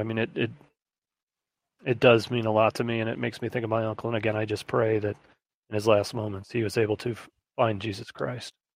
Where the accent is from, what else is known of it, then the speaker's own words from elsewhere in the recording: Midwest, United States; growing up in the Midwest